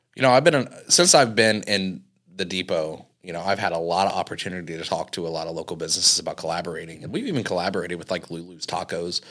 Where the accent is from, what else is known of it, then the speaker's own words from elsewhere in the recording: Cambridge City, Indiana, United States; also born or lived in Dublin, Indiana; I'm from Cambridge City, Indiana